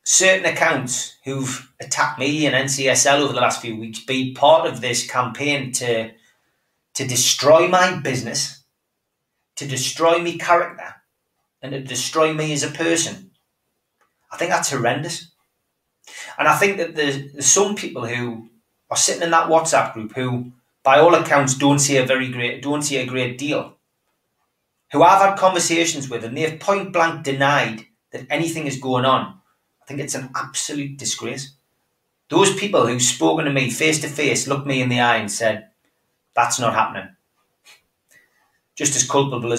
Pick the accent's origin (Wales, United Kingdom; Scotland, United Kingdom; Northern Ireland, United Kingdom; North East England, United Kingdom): North East England, United Kingdom; Gateshead; from Gateshead